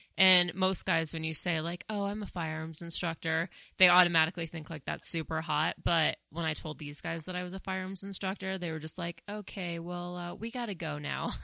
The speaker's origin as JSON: {"language": "English", "region": "Colorado", "country": "United States", "tie": "born or raised there", "also_born_or_lived": "New York City", "said": "I am from Colorado. I, I did grow up here. I did spend eight years in New York City"}